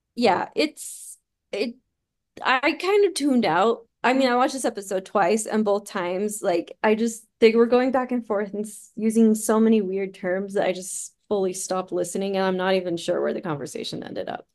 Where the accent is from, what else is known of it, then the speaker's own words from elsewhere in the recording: Utah, United States; now in Salt Lake County, United States; I grew up in Utah County and I live in Salt Lake County